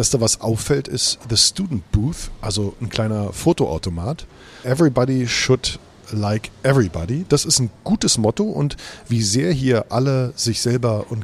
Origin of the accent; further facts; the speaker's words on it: Berlin, Germany; Pass auf, unter uns, ich bin Spandauer.